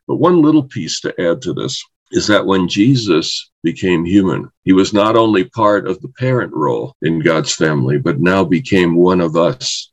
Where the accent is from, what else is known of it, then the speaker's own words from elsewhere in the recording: New York City, New York, United States; I grew up in New York City